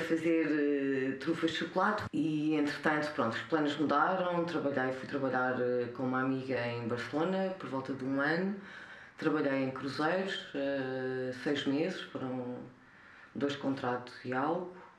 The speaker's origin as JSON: {"language": "Portuguese", "town": "Covilhã", "region": "Centro", "country": "Portugal", "tie": "born or raised there", "also_born_or_lived": "India / Lisbon", "moved": "as an adult", "said": "nasci na Covilhã cresci na Covilhã até aos. vivi na Covilhã até aos 25 anos."}